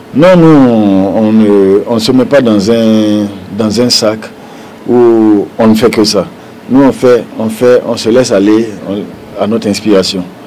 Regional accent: Burkina Faso; on est burkinabé

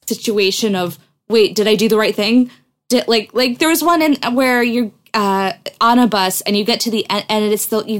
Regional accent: United States; as an American

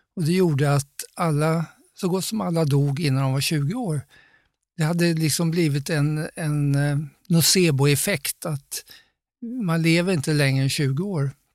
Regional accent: Sweden; jag var svensk

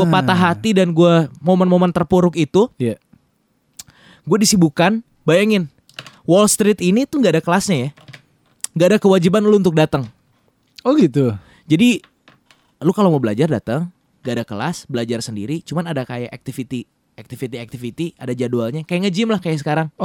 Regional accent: Bandung, West Java, Indonesia; also born or lived in Jakarta; Bandung, hidup gue hancur ke Jakarta dan sekarang gue pulang lagi ke Bandung menjadi orang yang berbeda.

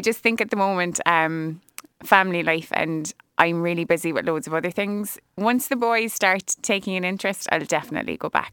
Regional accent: Cobh, Munster, Ireland; also born or lived in Cork; I am from Cove. I can't say born and bred technically 'cause I was born in Earnville and that's in the city

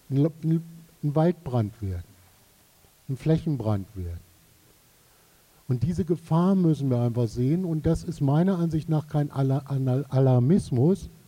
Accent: Saxony, Germany; Also ich komme aus Sachsen.

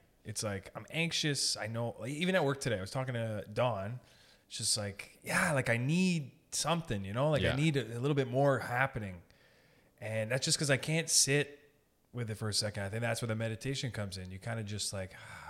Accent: Sault Ste. Marie, Ontario, Canada; Like, I'm from Sault Ste. Marie.

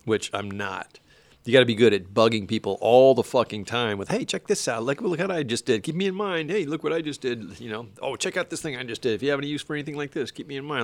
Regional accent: Destin, Florida, United States; I'm from Destin, Florida

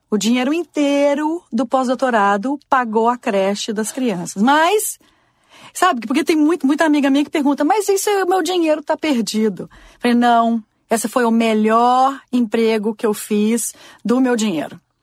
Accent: Brazil; moved away as an adult; also born or lived in Washington; now in United States; crescendo no Brasil

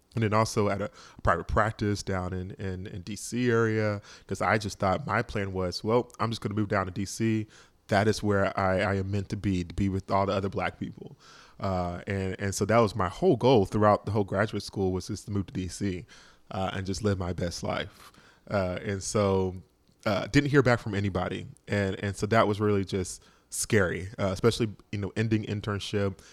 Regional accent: Georgia, United States; moved away as an adult; also born or lived in Boston; I'm from Georgia

